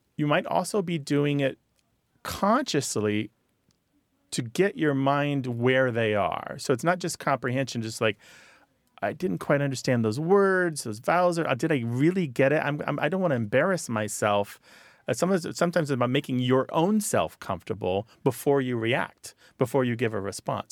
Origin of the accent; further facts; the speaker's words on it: United States; accent: American; also born or lived in France; my American accent